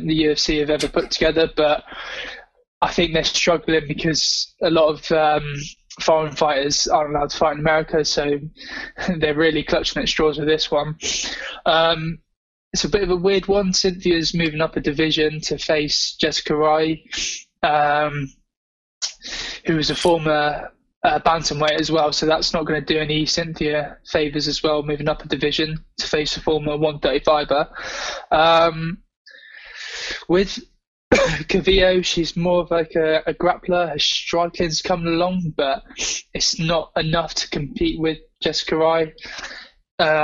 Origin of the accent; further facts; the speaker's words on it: England, United Kingdom; as an Englishman